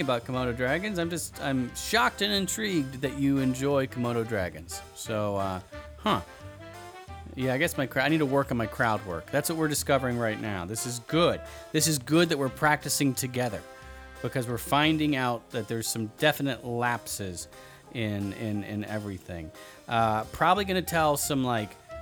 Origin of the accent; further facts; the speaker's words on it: Georgia, United States; moved away; I'm from the South, right? I'm originally from Georgia